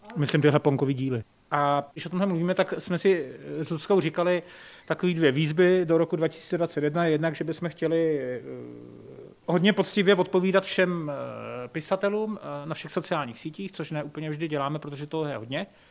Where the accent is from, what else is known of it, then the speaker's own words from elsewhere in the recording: České Budějovice, South Bohemian Region, Czechia; now in Prague, Czech Republic; já jsem vlastně, jak pocházím z Českých Budějovic a vždycky jsem říkal, že, že nikdy nechci skončit v Praze, šel jsem do té Prahy.